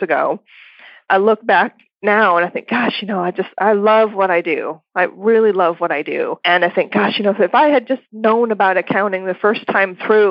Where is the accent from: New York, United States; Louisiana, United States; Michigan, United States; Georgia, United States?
Michigan, United States; moved away as an adult; now in Austin, United States; I was born and raised in Michigan, so I wasn't even brought up in Texas